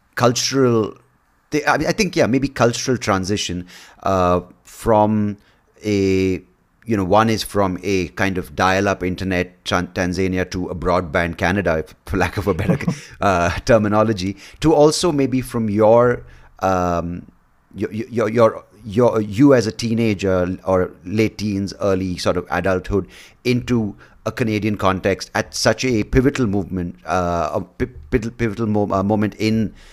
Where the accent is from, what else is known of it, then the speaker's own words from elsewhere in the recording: Bangalore, Karnataka, India; I'm from Bangalore, India. I was born here.